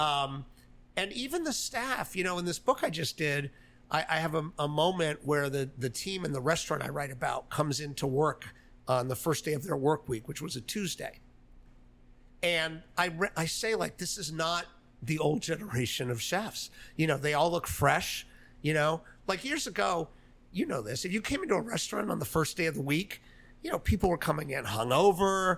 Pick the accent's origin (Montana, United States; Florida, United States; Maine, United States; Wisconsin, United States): Florida, United States; Miami; moved away; also born or lived in New York; I was born in New York. I was in Florida though, in Miami. Uh, I went to high school down the street here.